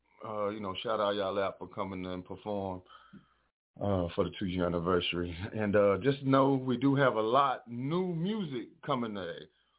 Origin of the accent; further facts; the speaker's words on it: San Antonio, Texas, United States; I was from San Antonio, Texas.